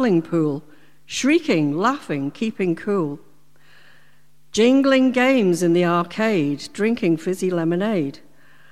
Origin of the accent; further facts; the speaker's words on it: Port Soderick, Isle of Man; I was brought up in Port Sodric from about the age of eight